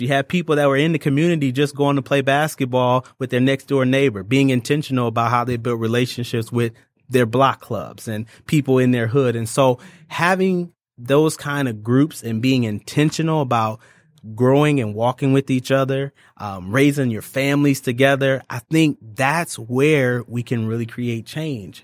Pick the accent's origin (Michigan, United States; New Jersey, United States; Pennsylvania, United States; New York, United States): Michigan, United States; Ypsilanti; moved away as an adult; now in Detroit, United States; I'm from a little town called Ypsilanti, so it's right outside of Ann Arbor